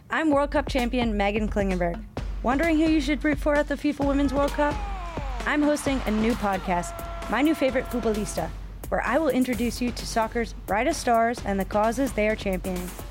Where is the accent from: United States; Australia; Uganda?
United States; Cleveland, Ohio; also born or lived in New York; now in Los Angeles, United States; I am originally from Cleveland, Ohio. And now I live in Los Angeles